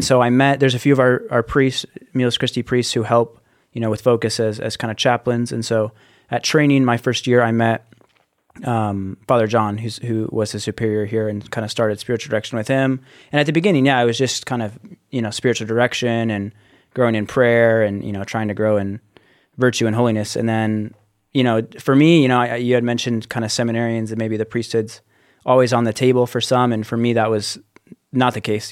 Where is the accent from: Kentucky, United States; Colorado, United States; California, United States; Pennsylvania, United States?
Colorado, United States; Littleton; I'm from Littleton, Colorado, which is just a suburb outside of Denver, Colorado. And yeah, I, I lived there growing up